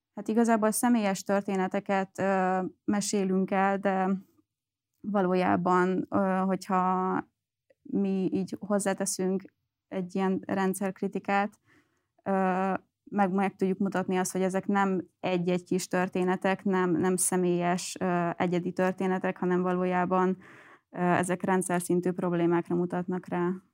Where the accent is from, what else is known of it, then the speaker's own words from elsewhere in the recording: Göd, Pest, Hungary; én egyébként Gödi vagyok, Gödön nőttem fel